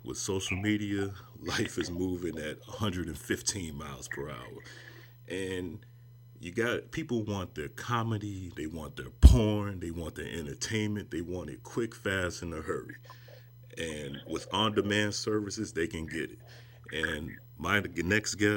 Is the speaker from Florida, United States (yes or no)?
no; Chicago, Illinois, United States; I'm from Chicago